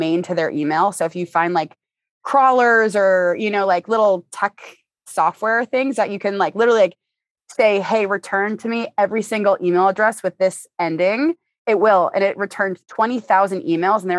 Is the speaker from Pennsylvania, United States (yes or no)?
no; Boston, Massachusetts, United States; moved away as an adult; now in Los Angeles, United States; I'm from Boston, and like, for me, Boston is really a hub for businesses, but growing up in the area